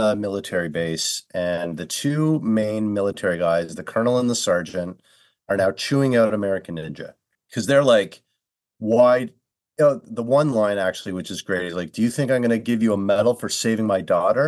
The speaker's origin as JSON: {"language": "English", "country": "Canada", "said": "I'm Canadian"}